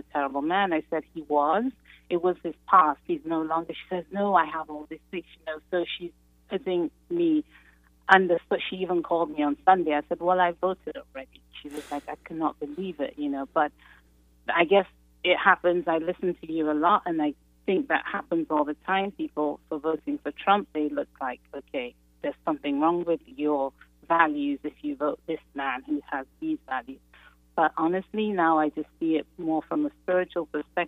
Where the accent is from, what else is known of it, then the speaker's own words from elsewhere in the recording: Nigeria; now in Chicago, United States; I'm originally from Nigeria, from a Muslim family.